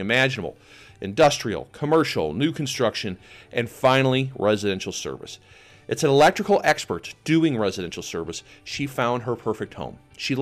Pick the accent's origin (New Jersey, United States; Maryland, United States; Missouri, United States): Missouri, United States; St. Louis; we're having Profit Day seminars in my hometown, St. Louis, Missouri